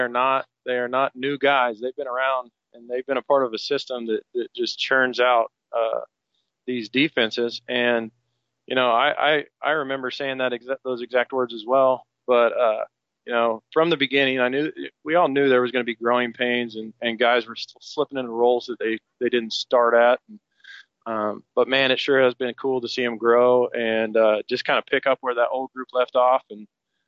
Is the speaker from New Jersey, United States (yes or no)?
no; Arkansas City, Kansas, United States; now in Derby, United States; you know, I'm from Ark City. I got a lot of pride in that, but man, Derby's home